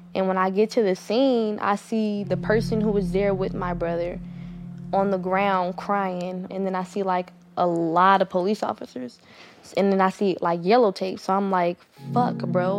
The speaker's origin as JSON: {"language": "English", "town": "Oakland", "region": "California", "country": "United States", "said": "I'm from East Oakland, California."}